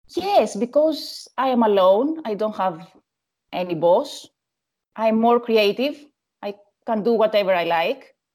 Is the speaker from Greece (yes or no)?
yes; Athens, Attica, Greece; Yes, I'm from Athens